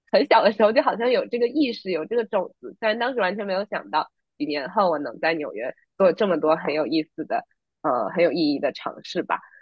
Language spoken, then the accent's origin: Chinese; China; moved away as an adult; now in New York, United States; 我作为一个真的土生土长的中国人，我在国内一直待到高中毕业才出来读书呢